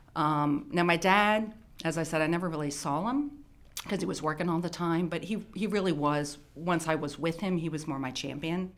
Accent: Baltimore County, Maryland, United States; also born or lived in Howard County, Maryland; I grew up in Baltimore County. Um, I think when I was twelve, I moved to Howard County

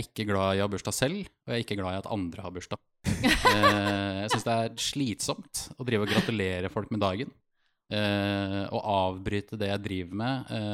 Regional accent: Bergen, Vestland, Norway; accent: Bergensk; jeg snakker bergensk

